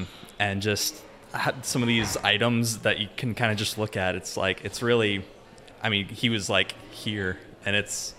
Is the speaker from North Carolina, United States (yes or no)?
no; St. Louis, Missouri, United States; I'm from St. Louis, Missouri.